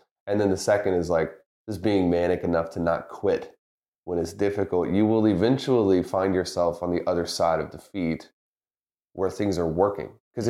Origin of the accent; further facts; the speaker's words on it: the South, United States; Like yourself, I grew up in the South, football country. Mm-hmm. I remember going to LSU games as a kid